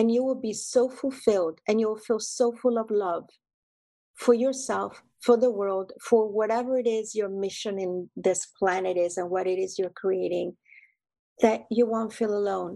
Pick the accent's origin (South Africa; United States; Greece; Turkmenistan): Greece; moved away; my mom, my family roots, my royal blood, growing up in Greece